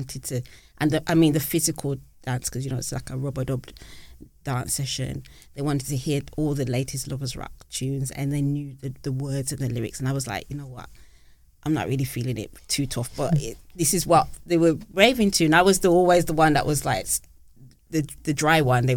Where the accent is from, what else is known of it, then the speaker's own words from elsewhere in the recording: Birmingham, West Midlands, United Kingdom; as a young girl growing up in Birmingham